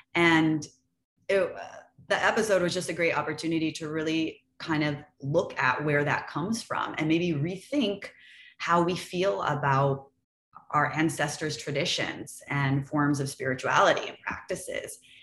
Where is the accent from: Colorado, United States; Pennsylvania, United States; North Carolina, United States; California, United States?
California, United States; Los Angeles; I grew up in the San Fernando Valley in California. So I was born and raised in a really small, very boring suburb uh, called Lakeview Terrace.